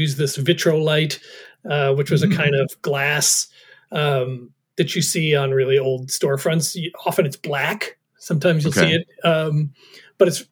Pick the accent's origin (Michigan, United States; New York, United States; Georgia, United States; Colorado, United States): New York, United States; moved away as an adult; growing up in New York